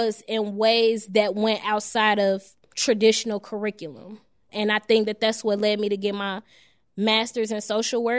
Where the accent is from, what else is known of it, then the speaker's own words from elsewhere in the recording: Chicago, Illinois, United States; also born or lived in Chatham, Chicago; I'm actually from Englewood, 67th and Peoria